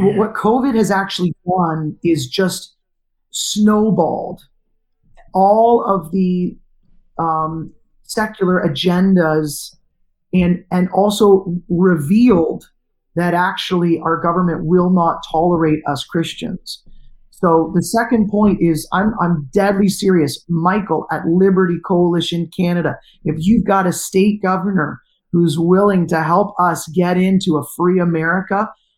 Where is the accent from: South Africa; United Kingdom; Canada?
Canada; The one rule of Canadian culture is I am not American